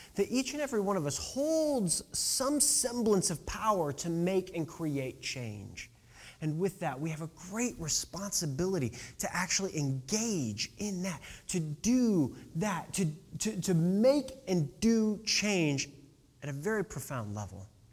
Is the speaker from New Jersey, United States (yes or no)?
no; Decatur, Illinois, United States; my hometown of Decatur, Illinois.